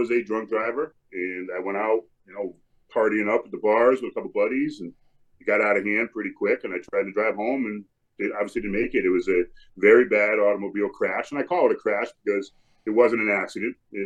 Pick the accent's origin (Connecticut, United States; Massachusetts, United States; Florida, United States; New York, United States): Connecticut, United States; moved away as an adult; now in Wisconsin, United States; I'm from Connecticut